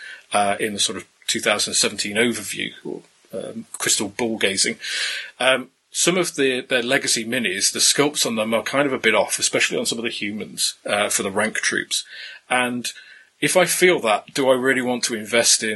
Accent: England, United Kingdom; being English rather than Scottish

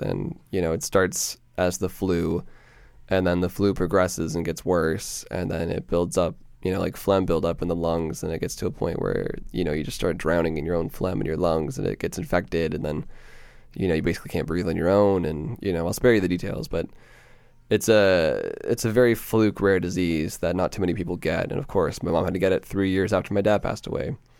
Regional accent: Peterborough, Ontario, Canada; moved away as an adult; now in Toronto, Canada; I was born and raised in Peterborough, Ontario

